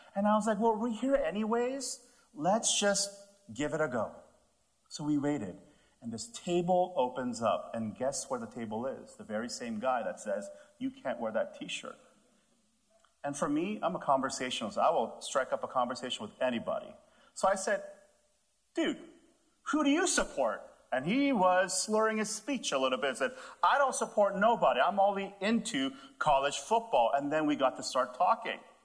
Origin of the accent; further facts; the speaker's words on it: Canada; also born or lived in Texas; I'm, I'm from Canada